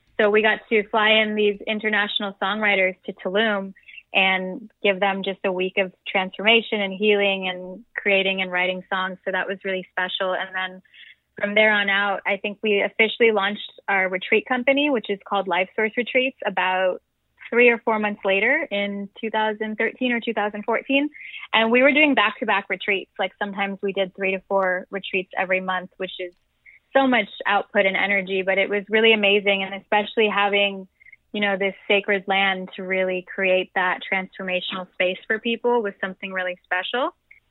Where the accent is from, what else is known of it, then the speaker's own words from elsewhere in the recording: Calabasas, California, United States; also born or lived in New Jersey / Venice; when I was younger, we moved to Calabasas, so right over near where the Kardashians are from. And I grew up there in the Valley